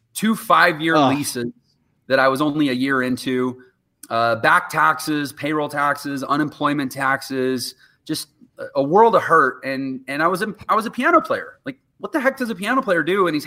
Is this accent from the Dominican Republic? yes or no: no; Houston, Texas, United States; I was from Houston, Texas, and I worked as a professional piano player in Houston all through my 20s